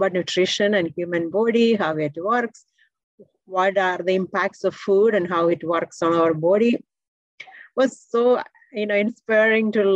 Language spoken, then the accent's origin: English; India; moved away as an adult; now in United States; I came from India, and my background is in electrical engineering